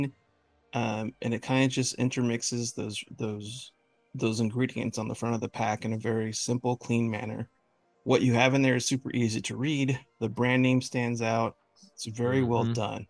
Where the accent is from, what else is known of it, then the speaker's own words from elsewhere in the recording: California, United States; I'm from California, but I was raised by a couple of Southerners. My mom's from Texas and my dad's from Louisiana.